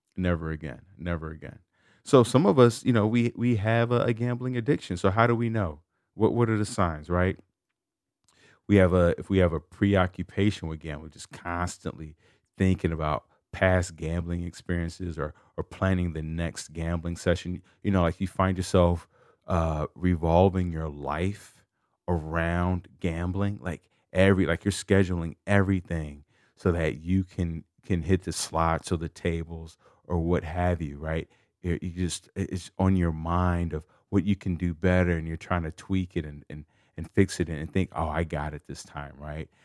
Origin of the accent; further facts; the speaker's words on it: Chicago, Illinois, United States; I'm from Chicago